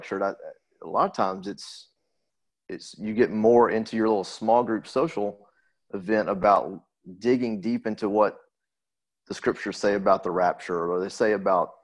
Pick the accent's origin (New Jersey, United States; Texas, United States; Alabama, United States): Alabama, United States; growing up in Alabama and the Bible Belt